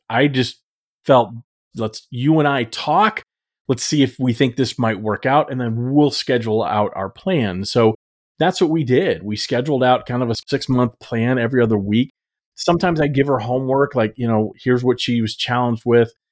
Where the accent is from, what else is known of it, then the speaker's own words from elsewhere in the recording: Texas, United States; I grew up in Texas